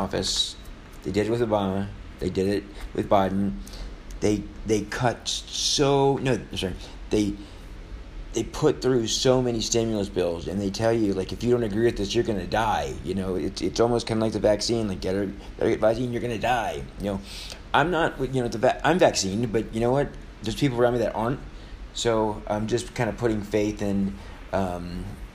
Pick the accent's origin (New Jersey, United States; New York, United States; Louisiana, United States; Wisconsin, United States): Louisiana, United States; New Orleans; In my hometown